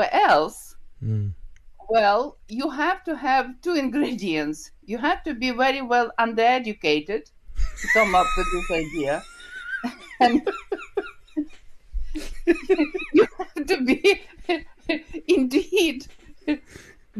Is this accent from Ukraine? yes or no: yes; Ukraine; English is a second language; moved away as an adult; also born or lived in Kyiv, Ukraine / Glasgow, United Kingdom; I was born in Ukraine. This is the country from the former Soviet Union, where it's a lot of events happening, where the war now with Russia. So I was born and graduated from Kyiv State University